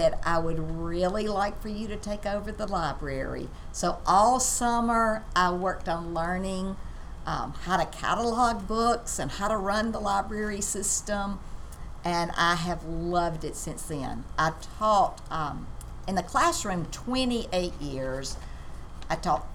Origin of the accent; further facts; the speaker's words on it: Mississippi Delta, United States; I grew up in the Delta